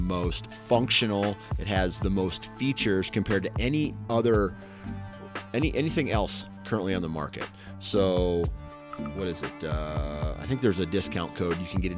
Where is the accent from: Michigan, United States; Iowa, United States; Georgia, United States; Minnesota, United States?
Iowa, United States; But I'm from Iowa, right?